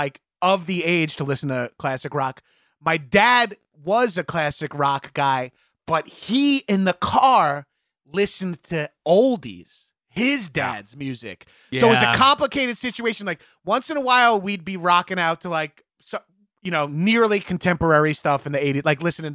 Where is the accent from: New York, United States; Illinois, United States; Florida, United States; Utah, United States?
New York, United States; I'm from New York. I grew up listening to all New York radio stations